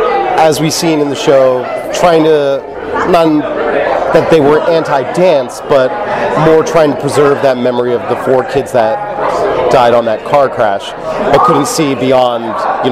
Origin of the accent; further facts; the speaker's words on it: New Jersey, United States; I'm originally from New Jersey. I came here to Laguna Beach last year